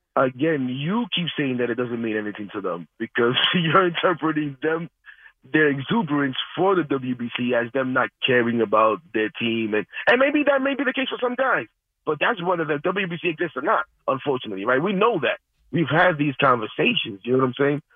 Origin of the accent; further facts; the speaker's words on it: United States; as a Dominican American, someone who's born here, someone who identifies more with being American